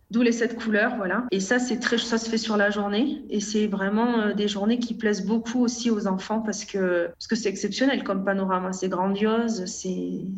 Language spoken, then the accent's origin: French; France; moved away as an adult; on est beaucoup de Français